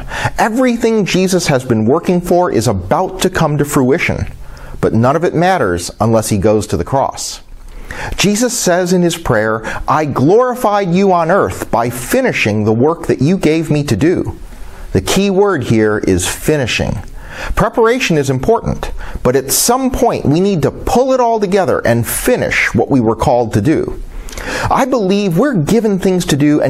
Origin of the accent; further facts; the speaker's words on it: Chicago, Illinois, United States; As a Chicagoan